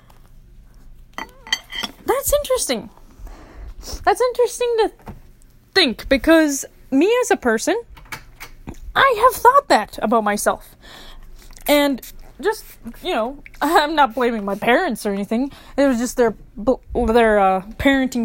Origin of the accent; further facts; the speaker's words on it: Minneapolis, Minnesota, United States; I grew up in Minneapolis